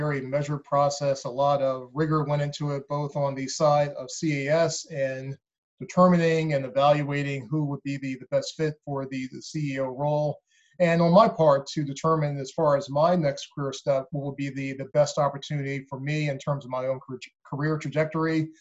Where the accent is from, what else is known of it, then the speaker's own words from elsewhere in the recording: Baltimore, Maryland, United States; also born or lived in Philadelphia / New York; I grew up in Baltimore. That's where I live now and been here for many years